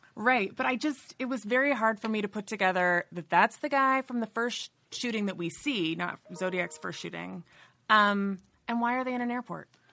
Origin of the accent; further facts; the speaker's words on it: San Francisco, California, United States; I was born in San Francisco